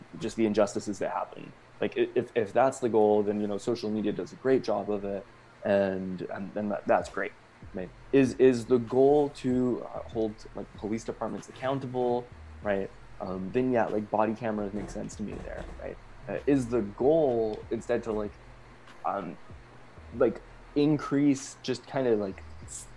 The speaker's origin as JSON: {"language": "English", "country": "Canada", "said": "I say this as a Canadian"}